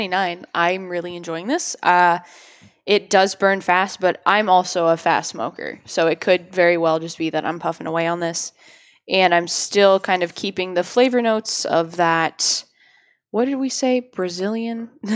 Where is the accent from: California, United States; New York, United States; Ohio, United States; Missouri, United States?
Ohio, United States; born or raised there; now in New Hampshire, United States